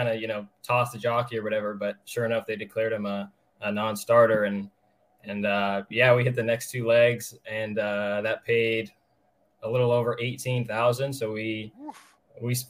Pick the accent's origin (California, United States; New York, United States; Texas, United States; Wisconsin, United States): California, United States; Orange County; moved away as an adult; now in Lexington, United States; I'm originally from Orange County, California